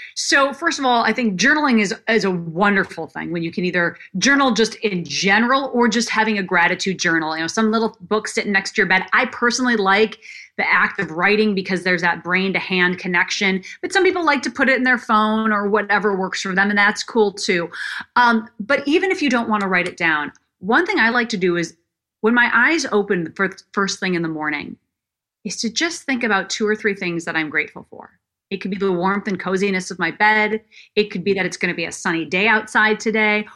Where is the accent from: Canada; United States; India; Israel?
United States; Minnesota; moved away as an adult; also born or lived in Illinois; from the time I was 12 growing up in Minnesota